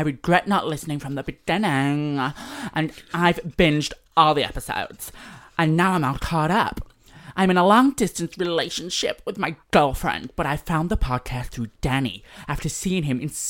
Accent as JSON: {"language": "English", "region": "Florida", "country": "United States", "said": "I'm from Florida, and I will do my best."}